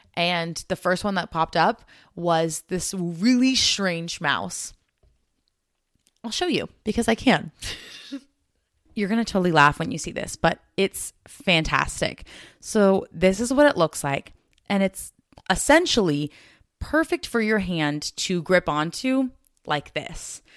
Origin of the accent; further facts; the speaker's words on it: United States; being American